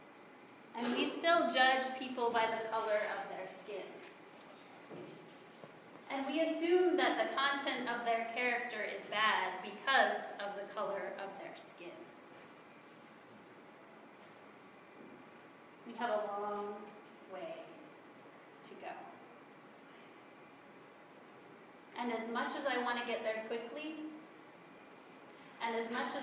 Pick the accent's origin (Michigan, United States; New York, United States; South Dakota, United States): South Dakota, United States; moved away; the one I grew up in South Dakota